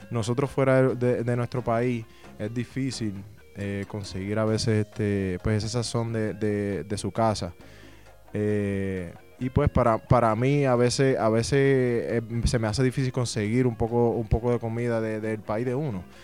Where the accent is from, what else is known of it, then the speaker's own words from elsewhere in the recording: San Juan, Puerto Rico; moved away as an adult; now in Detroit, United States; yo soy de Puerto Rico, eh, nací y crecí en San Juan, Puerto Rico